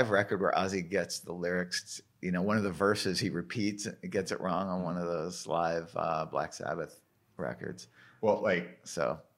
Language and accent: English; Canada; Being a Canadian, I think it's like not every Canadian likes